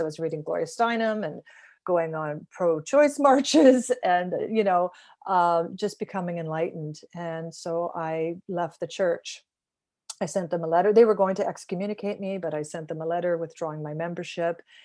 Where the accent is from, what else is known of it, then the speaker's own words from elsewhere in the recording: Fenwick, Ontario, Canada; I grew up in a small town called Fenwick, a thousand people